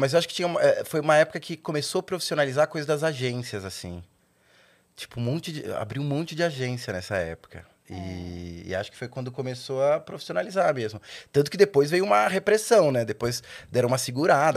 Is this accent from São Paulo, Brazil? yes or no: yes; São Caetano do Sul, São Paulo, Brazil; eu nasci em São Caetano